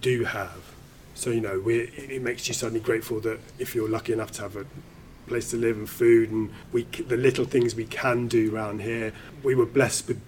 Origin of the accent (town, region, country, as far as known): United Kingdom